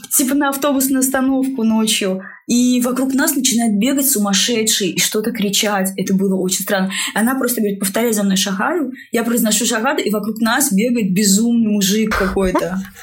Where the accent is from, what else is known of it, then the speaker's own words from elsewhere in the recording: Russia; я абсолютно русская. Я воспитывалась угу. в русской культуре